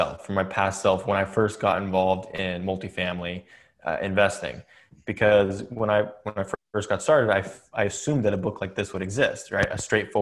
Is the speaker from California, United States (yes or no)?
yes; Atherton, California, United States; I grew up in Silicon Valley, California